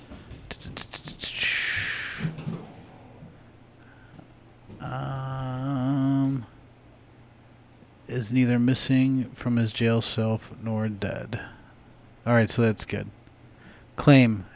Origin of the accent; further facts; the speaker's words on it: United States; I'm an American